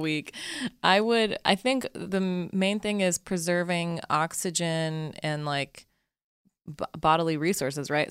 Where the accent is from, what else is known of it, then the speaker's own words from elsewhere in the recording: Utah, United States; I grew up in Utah